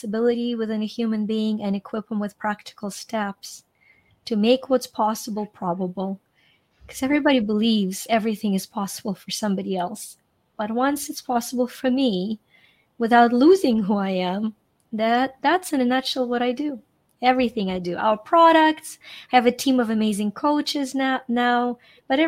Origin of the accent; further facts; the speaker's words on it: Ukraine; now in United States; I'm Ukrainian. And, I grew up in Ukraine.